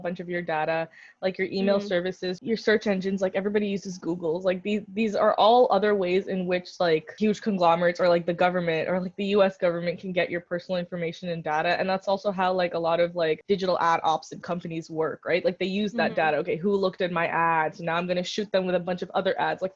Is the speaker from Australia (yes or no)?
no; India; as an Indian